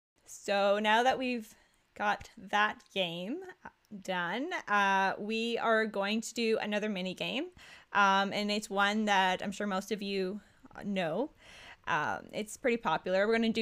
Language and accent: English; Ottawa, Ontario, Canada; I grew up in Ottawa.